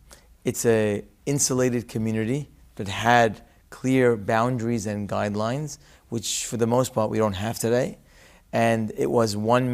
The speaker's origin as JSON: {"language": "English", "country": "Syria", "tie": "born or raised there", "said": "I was born in Syria."}